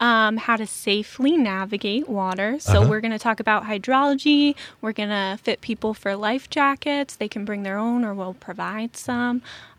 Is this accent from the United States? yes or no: yes; Boston, Massachusetts, United States